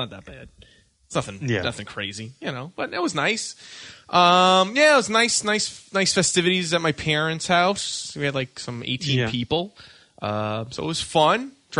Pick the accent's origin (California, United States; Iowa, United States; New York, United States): New York, United States; being a New Yorker all my life.